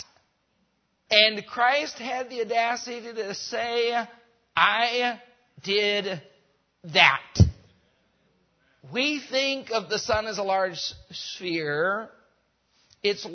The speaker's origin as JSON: {"language": "English", "region": "Rocky Mountains", "country": "United States", "tie": "born or raised there", "also_born_or_lived": "Mexico", "moved": "yes", "said": "I grew up in the Rocky Mountains"}